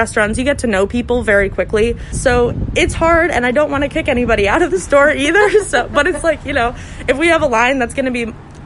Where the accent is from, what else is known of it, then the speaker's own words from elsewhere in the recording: Vermont, United States; now in Philadelphia, United States; my first job was as a busser in an Italian restaurant in Rutland, Vermont. I'm from Vermont